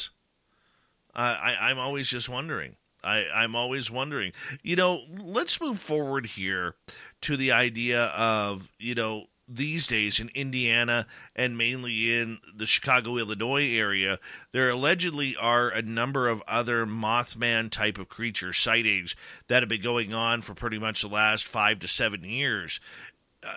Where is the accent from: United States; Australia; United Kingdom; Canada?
Canada; I'm Canadian